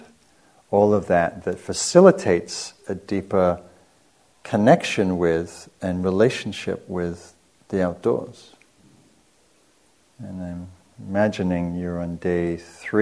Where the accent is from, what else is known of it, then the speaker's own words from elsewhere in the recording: England, United Kingdom; moved away as an adult; also born or lived in Marin County, California; now in United States; so I'm from England. I came over here in the early 90s